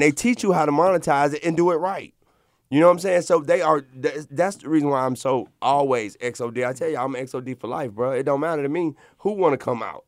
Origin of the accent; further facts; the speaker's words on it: Montgomery, Alabama, United States; I come from Montgomery, Alabama